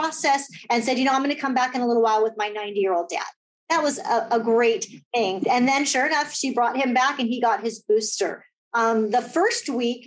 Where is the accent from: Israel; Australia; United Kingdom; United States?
United States; Whittier, California; I grew up in Whittier